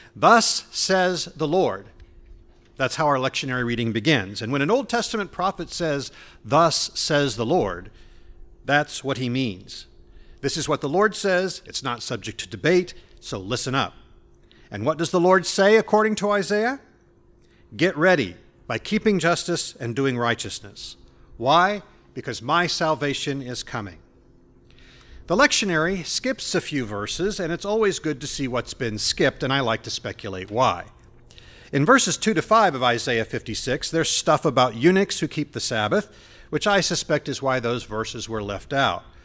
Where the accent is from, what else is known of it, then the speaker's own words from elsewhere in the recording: Indianapolis, Indiana, United States; moved away; I grew up in Indianapolis